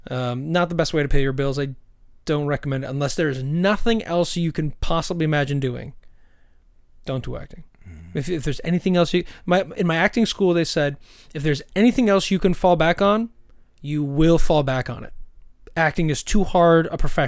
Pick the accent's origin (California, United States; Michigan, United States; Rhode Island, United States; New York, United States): New York, United States; Syracuse; now in Bay Area, United States; I'm from Syracuse, where nobody is excited to go